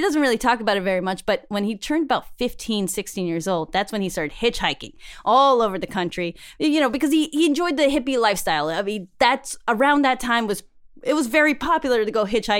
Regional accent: Queens, New York, United States; from Queens, you know

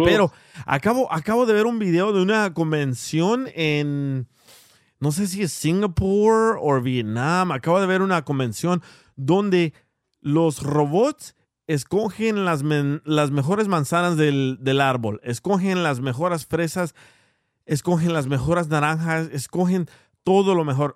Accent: El Salvador; yo soy salvadoreño.

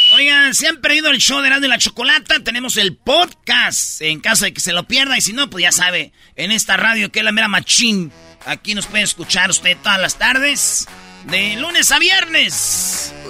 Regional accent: Jiquilpan, Michoacán, Mexico; los de mi pueblo, Jiquilpa

